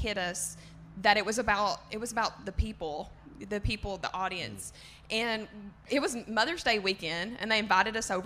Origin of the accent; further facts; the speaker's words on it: the South, United States; accent: southern; my southern comment is fake